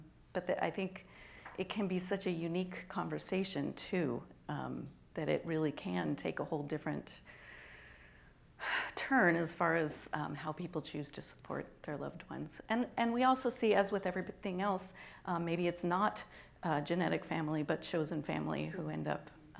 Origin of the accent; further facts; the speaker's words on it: Oregon, United States; This is where I have to admit I'm originally from Oregon. So I was actually living there while they were debating their law.